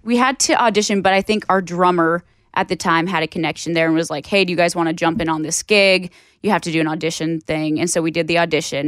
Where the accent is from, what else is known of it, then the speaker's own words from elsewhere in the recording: Hazen, North Dakota, United States; we're from Hazen, North Dakota.